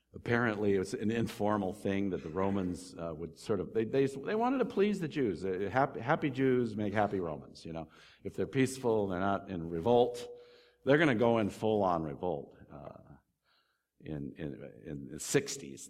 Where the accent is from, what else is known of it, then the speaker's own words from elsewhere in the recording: United States; I'm not English, I'm American